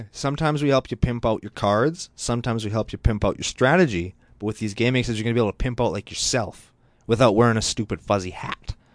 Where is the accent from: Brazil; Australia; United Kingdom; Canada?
Canada; I'm Canadian